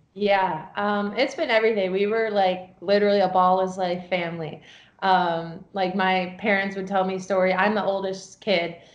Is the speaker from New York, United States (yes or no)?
yes; New York, United States; also born or lived in Chicago; I'm from New York